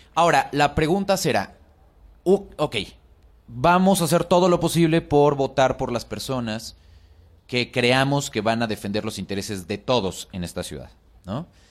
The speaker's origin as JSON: {"language": "Spanish", "region": "Mexico City", "country": "Mexico"}